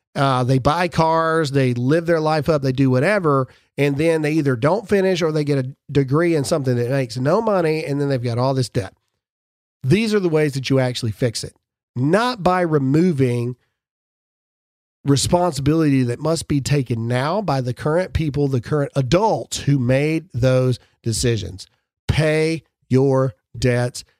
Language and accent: English; Mississippi, United States; I'm from Mississippi